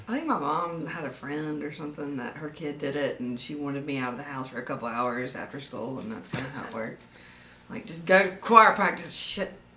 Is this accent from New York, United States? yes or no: no; Demopolis, Alabama, United States; also born or lived in Tuscaloosa, Alabama; I was born in Tuscaloosa and then moved down to this area in Marengo County when I was in third grade. So pretty much this is hometown. Demopolis, Linden, that area